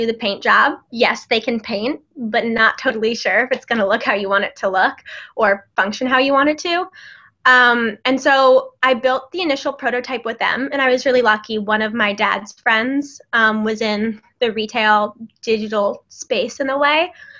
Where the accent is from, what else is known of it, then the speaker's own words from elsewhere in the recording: Cleveland, Ohio, United States; moved away as an adult; also born or lived in Boston; now in New York City, United States; I grew up in Cleveland, Ohio